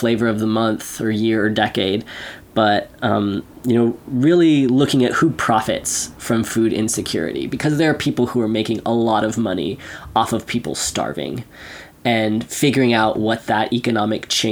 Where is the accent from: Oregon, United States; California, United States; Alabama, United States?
California, United States; Central Valley; I come from the Central Valley. Like, that's where a good chunk of the food in this country is produced